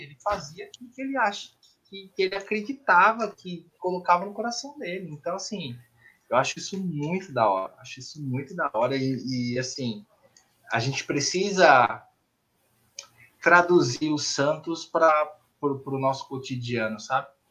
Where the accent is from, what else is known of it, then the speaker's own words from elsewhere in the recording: São Paulo, Brazil; moved away; eu sou paulistano, eu saí, depois morei no interior de São Paulo, em Mineira